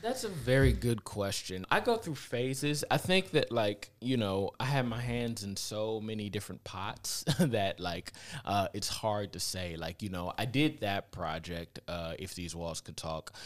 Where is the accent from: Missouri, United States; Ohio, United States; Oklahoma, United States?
Ohio, United States; Cleveland; moved away as an adult; also born or lived in Los Angeles; I grew up in the Glenville area, like, right on the edge where East Cleveland and Glenville